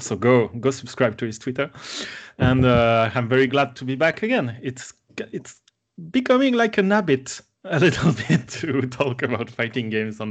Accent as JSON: {"language": "English", "country": "France", "second_language": "English", "said": "from France."}